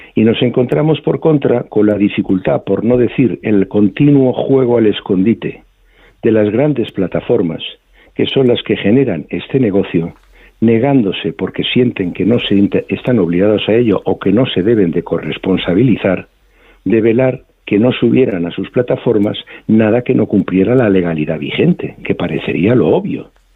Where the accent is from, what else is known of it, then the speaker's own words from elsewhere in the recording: Spain; somos los españoles viajando por España